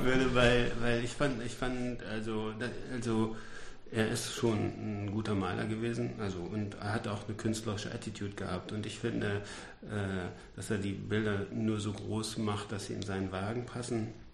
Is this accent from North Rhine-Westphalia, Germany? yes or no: yes; Ruhr area, North Rhine-Westphalia, Germany; ich komme ja aus dem Ruhrgebiet